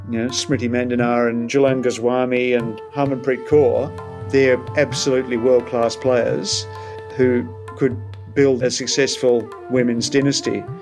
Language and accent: English; Australia